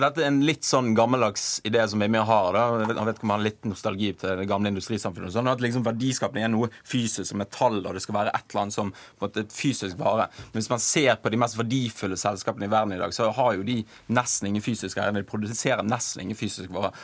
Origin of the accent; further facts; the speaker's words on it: Bergen, Vestland, Norway; jeg er fra Bergen selv